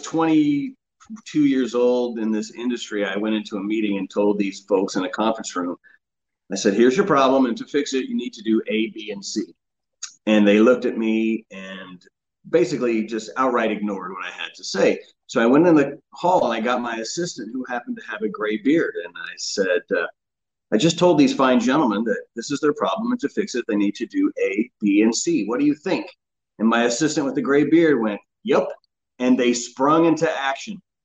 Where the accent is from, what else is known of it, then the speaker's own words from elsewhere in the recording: Oklahoma, United States; moved away as an adult; also born or lived in Huntington Beach, California; I grew up in Oklahoma